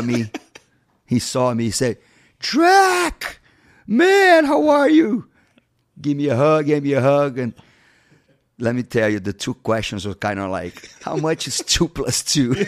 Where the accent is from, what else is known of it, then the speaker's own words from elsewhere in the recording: Rio de Janeiro, Brazil; moved away as an adult; now in United States; Rio's my hometown